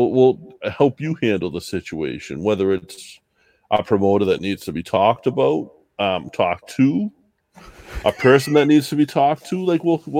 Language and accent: English; Massachusetts, United States; Red T, we both have Irish heritage. We are not from Ireland. We're both from the States. I'm Massachusetts.